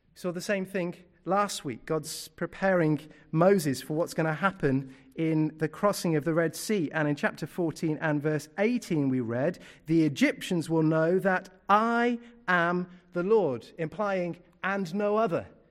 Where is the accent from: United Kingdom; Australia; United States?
United Kingdom; I'm British through and through